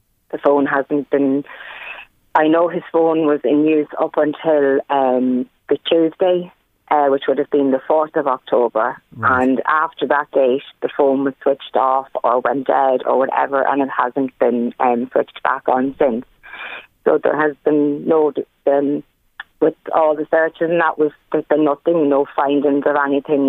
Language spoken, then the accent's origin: English; Ireland; We grew up in Parnell Park